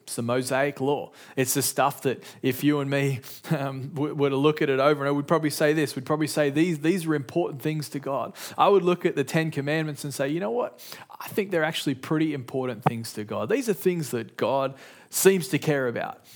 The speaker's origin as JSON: {"language": "English", "town": "Sydney", "region": "New South Wales", "country": "Australia", "tie": "born or raised there", "said": "in my house, growing up in Sydney, Australia"}